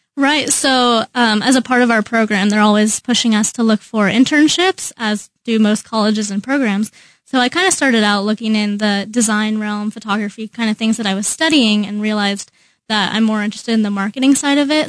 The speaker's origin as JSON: {"language": "English", "town": "Overland Park", "region": "Kansas", "country": "United States", "said": "I'm from Overland Park"}